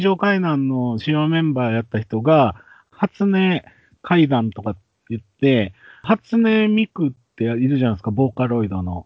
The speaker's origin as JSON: {"language": "Japanese", "region": "Osaka", "country": "Japan", "tie": "born or raised there", "said": "僕は、まあ、大阪生まれ、大阪育ちなんですけども"}